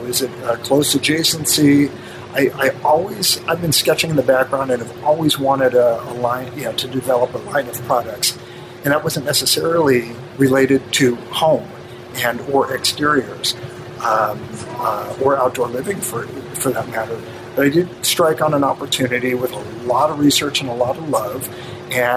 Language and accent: English; Los Angeles, California, United States; I'm third generation Angelino